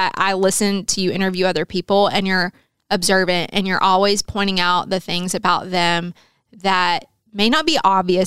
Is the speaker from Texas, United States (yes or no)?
no; Milan, Tennessee, United States; Milan, Tennessee